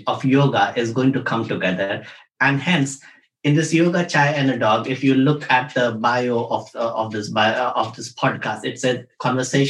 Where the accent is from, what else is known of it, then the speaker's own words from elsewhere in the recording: India; moved away; we come from India. So we grow up with yoga as a way of life